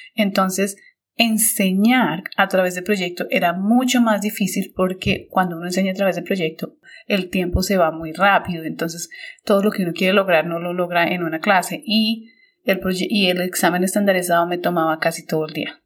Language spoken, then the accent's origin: Spanish; Colombia; moved away as an adult; also born or lived in United States; now in China; cuando yo salí de Colombia